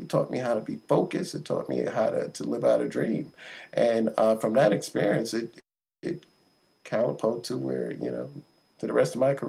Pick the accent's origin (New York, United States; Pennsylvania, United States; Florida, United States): New York, United States; growing up in Harlem was just a magical experience.